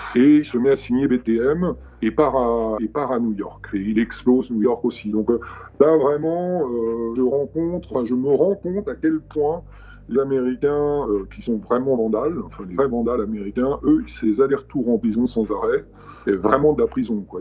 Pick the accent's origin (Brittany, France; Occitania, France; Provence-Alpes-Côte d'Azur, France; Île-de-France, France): Île-de-France, France; Paris; also born or lived in United States; je viens de Paris.